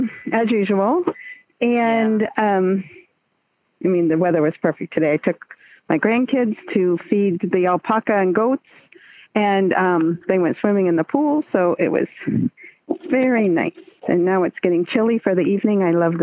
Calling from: San Francisco Bay Area, East Bay, California, United States; I'm calling in from the San Francisco Bay Area, the East Bay, really.

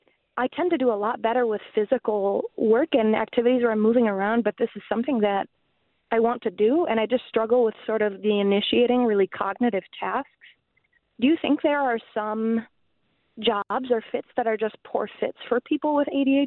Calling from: Milwaukee, Wisconsin, United States; I'm calling from Milwaukee

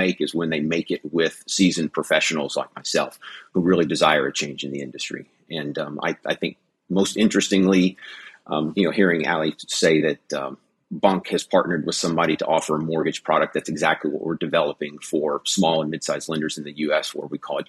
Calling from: Seattle, Washington, United States; It is 5:09 a.m. in Seattle, Washington.

